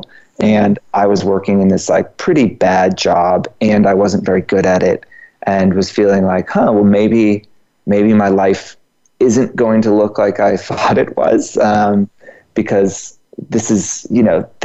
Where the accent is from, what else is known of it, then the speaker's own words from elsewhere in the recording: Georgia, United States; now in New York, United States; I'm from Georgia